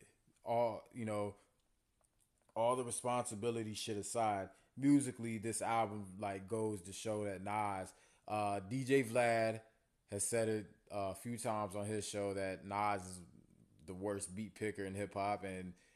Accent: the South, United States; I'm from the South

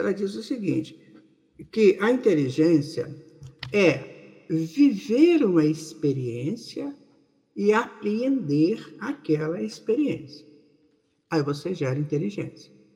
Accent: Maceió, Alagoas, Brazil; aqui na Rádio Brasil Espírita de Maceió, nesse nosso Nordeste querido

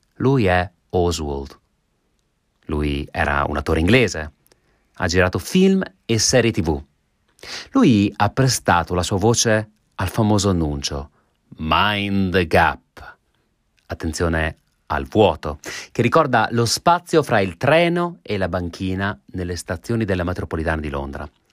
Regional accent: Italy; su quell'ansa dell'Adige dove si trova il mio paese

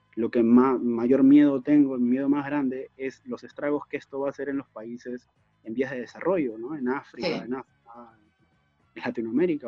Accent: Trujillo, La Libertad, Peru; now in Europe; Siendo trujillano

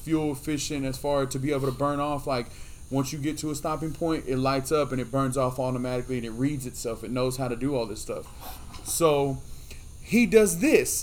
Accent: United States; as American people

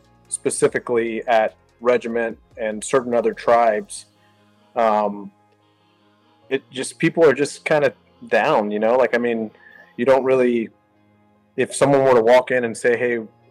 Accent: South Texas, United States; moved away as an adult; now in Northwest Arkansas, United States; I grew up in South Texas

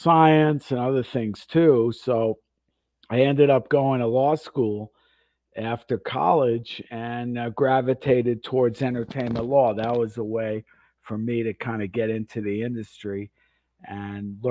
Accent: Florida, United States; moved away as an adult; also born or lived in Westbury, Long Island, New York / Boston / Vancouver / Los Angeles; I moved when I was 10 to Florida, like a lot of New Yorkers, and grew up in Florida. Went to high school in Florida

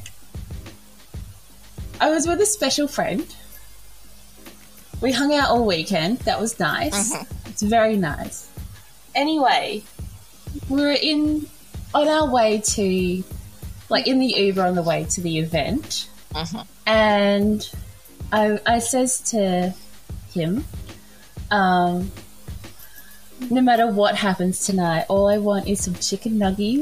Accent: South Australia, Australia; I'm South Australian.

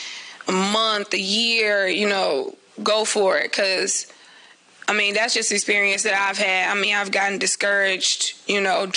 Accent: Chicago, Illinois, United States

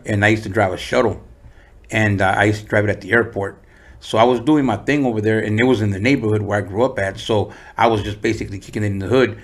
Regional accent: San Diego, California, United States; also born or lived in Tijuana, Mexico; I was four, and uh, we moved to San Diego

